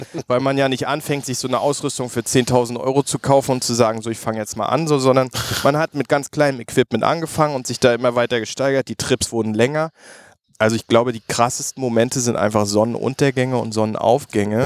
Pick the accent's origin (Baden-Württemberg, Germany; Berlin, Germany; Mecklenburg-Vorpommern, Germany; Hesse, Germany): Mecklenburg-Vorpommern, Germany; Ich bin ja Mecklenburger